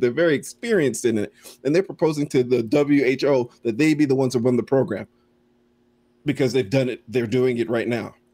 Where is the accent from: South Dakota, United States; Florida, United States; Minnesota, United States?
Florida, United States; growing up in Florida